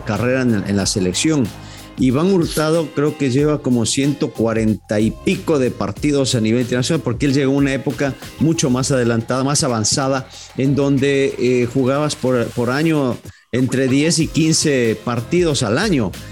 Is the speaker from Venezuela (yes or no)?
no; Ecuador; hablando como ecuatoriano